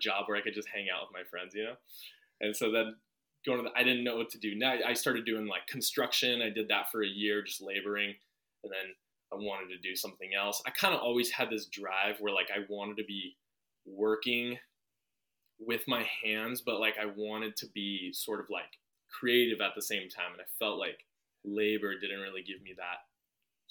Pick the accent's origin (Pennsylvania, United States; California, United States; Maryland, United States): California, United States; Redondo Beach; also born or lived in Washington / Westwood, Los Angeles; I was born and raised in Redondo Beach, and, I lived in Redondo my whole life until I was 19 when I moved to Washington.